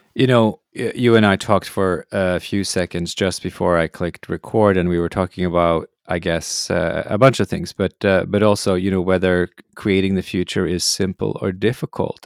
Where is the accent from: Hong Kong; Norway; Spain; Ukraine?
Norway; growing up in Norway, the heroes, of course, were polar explorers.